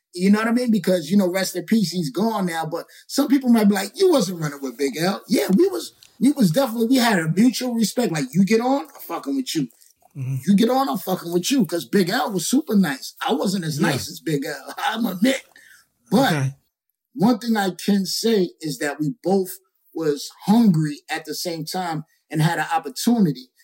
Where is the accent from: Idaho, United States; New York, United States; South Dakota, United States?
New York, United States; New York City; I'm from Queensbridge